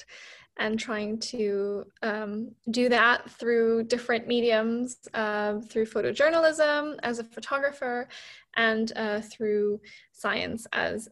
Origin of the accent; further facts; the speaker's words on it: Beijing, China; now in London, United Kingdom; I grew up in Beijing in China